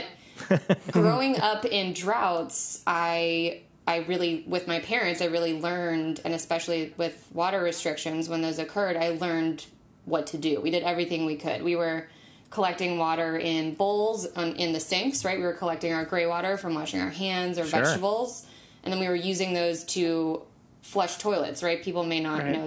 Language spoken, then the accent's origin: English; Durham, North Carolina, United States; I was raised an environmentalist by my parents. I'm from Durham, North Carolina